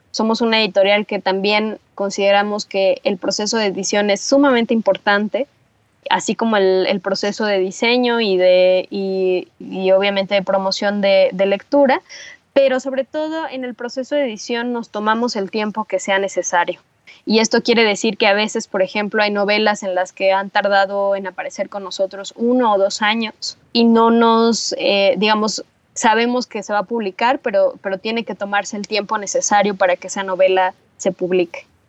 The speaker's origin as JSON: {"language": "Spanish", "town": "Teotihuacán", "region": "State of Mexico", "country": "Mexico", "tie": "born or raised there", "said": "yo crecí en Teotihuacán, que es esta zona arqueológica fabulosa que está en el Estado de México. Ahí pasé toda mi infancia y parte de mi adolescencia."}